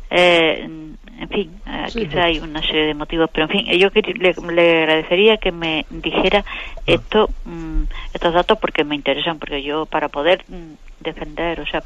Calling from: Córdoba, Andalusia, Spain; Soy … de Córdoba.

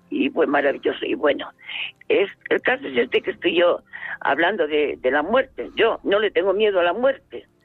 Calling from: Valdepeñas, Castilla-La Mancha, Spain; de Valdepeñas.

